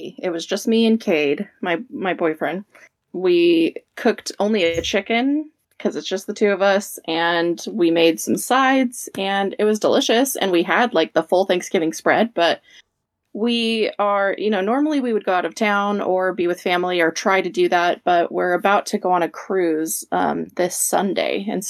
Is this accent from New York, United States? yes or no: no; Las Vegas, Nevada, United States; I'm from Las Vegas.